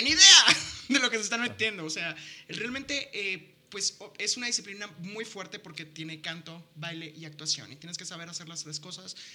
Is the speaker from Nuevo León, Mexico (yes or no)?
no; La Paz, Baja California Sur, Mexico; moved away; en La Paz, que es de donde soy